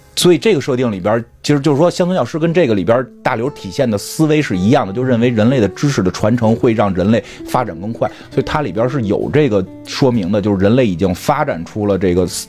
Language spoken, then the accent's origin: Chinese; China; 我们中国人的这个对韧劲儿